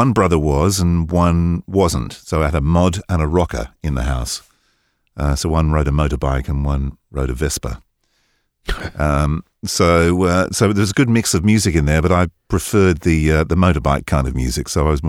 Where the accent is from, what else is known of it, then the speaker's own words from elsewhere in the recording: East of England, United Kingdom; now in United States; But I grew up in Hertfordshire, born in the late 50s, two older brothers, so I was exposed to a lot of music through the 60s.